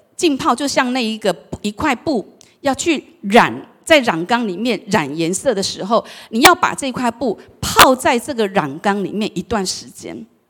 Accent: Taiwan; 我们台湾话

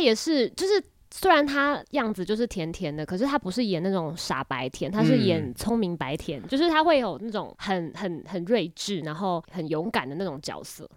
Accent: Taiwan; accent: Taiwanese accent; 习惯于像我们这种不是正统普通话的腔调，就是我们这种台湾腔

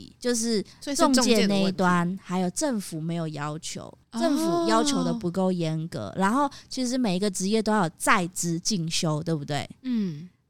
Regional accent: Taiwan; 我觉得我们台湾人工作也会这样啦

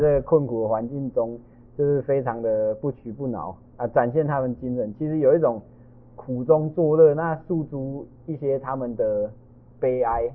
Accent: Taiwan; first language Taiwanese Hokkien; Chinese is a second language; 我们四位的母语都是台语啊

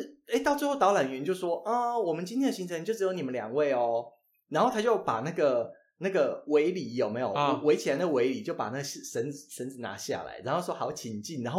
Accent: Changhua County, Taiwan; 我不是台北人啊，我是彰化人。

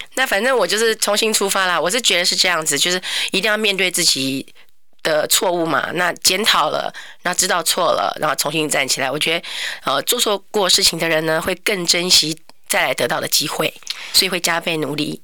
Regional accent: Banqiao, New Taipei, Taiwan; also born or lived in Yunlin; 我在板桥长大，我是念板桥国小、板桥国中

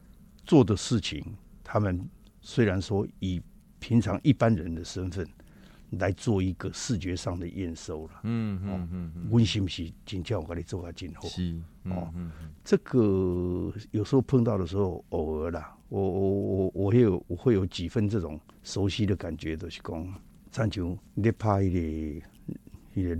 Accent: Taiwan; moved away; also born or lived in Japan; 我是台湾人，我要我必须要回去。

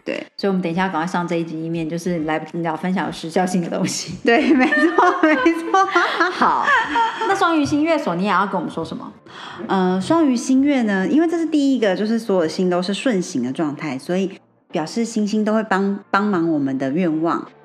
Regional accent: Taiwan; 我觉得我们台湾人真的很可爱，我觉得我们也非常有能力，也很有创创意。

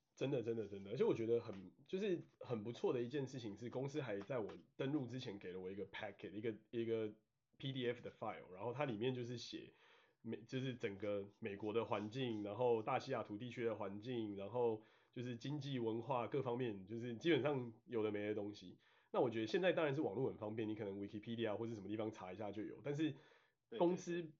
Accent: Taiwan; moved away as an adult; also born or lived in Washington State, United States; now in Washington, United States; 身为台湾人真的有蛮多好处

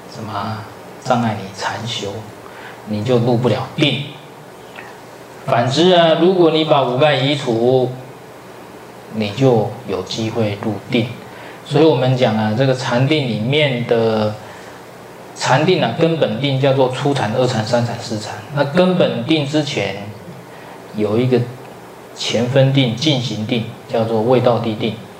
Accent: southern Taiwan, Taiwan; now in central Taiwan; 我本来是南部人，后来到北部去读书，啊，最后落脚在中部

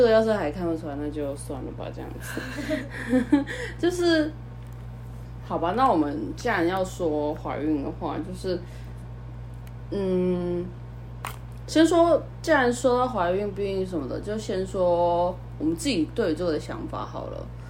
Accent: northern Taiwan, Taiwan; also born or lived in mainland China; now in southern Taiwan; 我是北部出生小孩，就城市小孩类型的

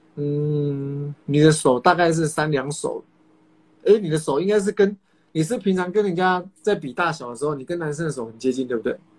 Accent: Kaohsiung, Taiwan; 我是高雄人，当时南部的健身房气蛮好的

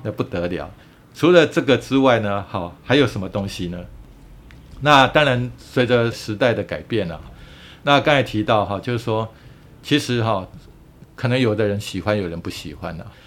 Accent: Yilan County, Taiwan; 我们宜兰人

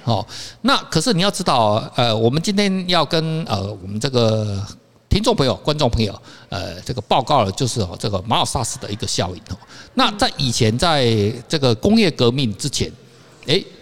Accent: Kaohsiung, Taiwan; now in Taipei, Taiwan; 我老家在高雄嘛

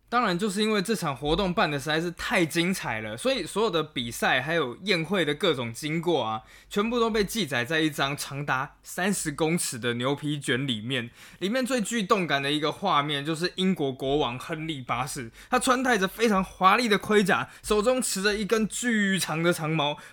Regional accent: Taiwan; 作为一个台湾人

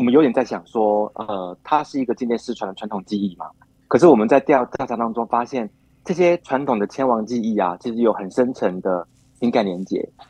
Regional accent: Yunlin County, Taiwan; 我老家在云林

